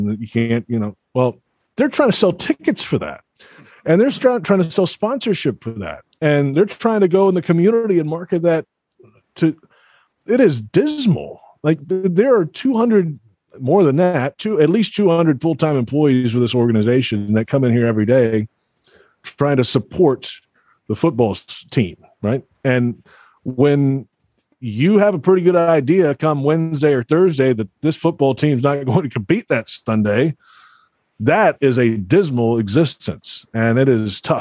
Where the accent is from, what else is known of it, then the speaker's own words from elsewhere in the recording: Alabama, United States; moved away; I grew up in Alabama.